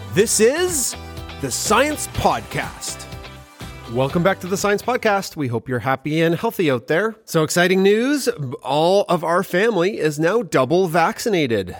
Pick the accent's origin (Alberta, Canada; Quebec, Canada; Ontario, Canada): Alberta, Canada; we're from Alberta